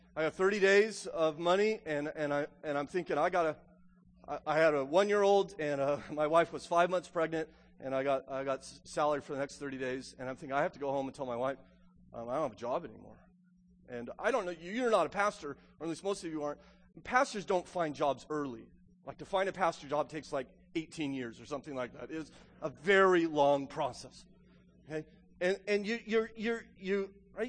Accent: United States; this is our ethos as an American

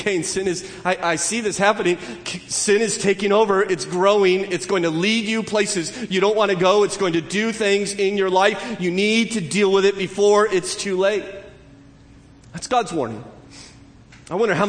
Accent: Southern California, United States; growing up in Southern California.

